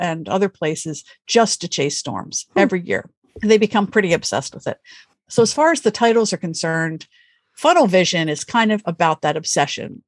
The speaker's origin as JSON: {"language": "English", "region": "Pennsylvania", "country": "United States", "tie": "born or raised there", "said": "I grew up in Pennsylvania, which is a state in the Northeast United States."}